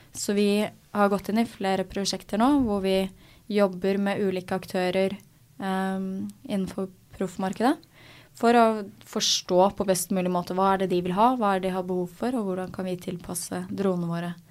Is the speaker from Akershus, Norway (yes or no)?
yes; Asker, Akershus, Norway; Jeg er fra Asker, eh, så jeg eh, seilte Askes, gjennom Asker seilforening